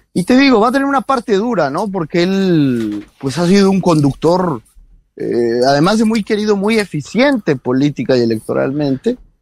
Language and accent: Spanish; Mexico